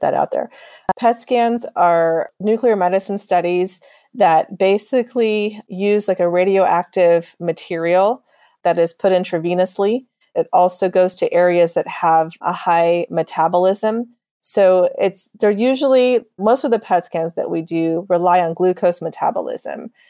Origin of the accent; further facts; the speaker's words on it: Texas, United States; also born or lived in overseas; I was born overseas, but I grew up in Texas, so I consider myself a Texan